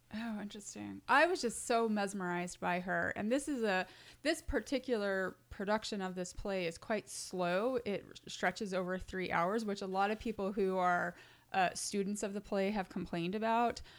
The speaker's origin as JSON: {"language": "English", "region": "the West", "country": "United States", "tie": "born or raised there", "moved": "yes", "lives_now": "New York, United States", "said": "I was raised in the West"}